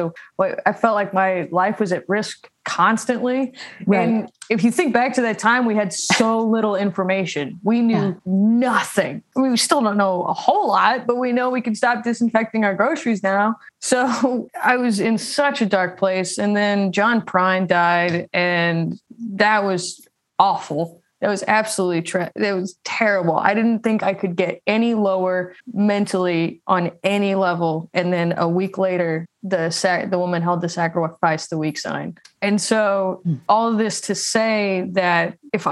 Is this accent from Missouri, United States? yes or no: yes; St. Louis, Missouri, United States; moved away as an adult; now in Nashville, United States; I am from St. Louis and I moved to Nashville in 2018.